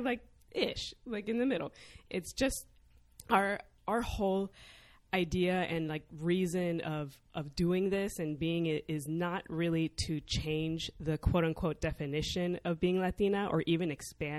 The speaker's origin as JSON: {"language": "English", "town": "Chicago", "region": "Illinois", "country": "United States", "tie": "born or raised there", "said": "I grew up in Chicago. I'm second generation."}